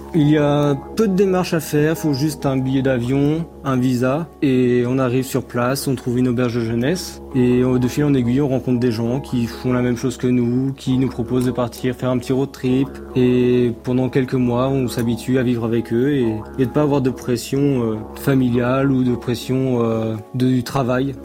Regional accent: Craon, Pays de la Loire, France; moved away as an adult; also born or lived in New Zealand; now in Winchelsea, Australia; je suis de Cran

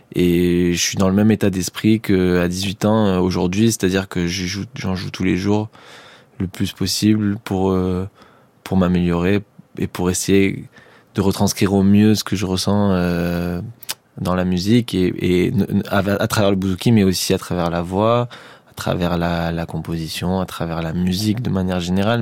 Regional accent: Marseille, Provence-Alpes-Côte d'Azur, France; j'ai grandi à Marseille, j'ai pas non plus grandi euh, en Norvège.

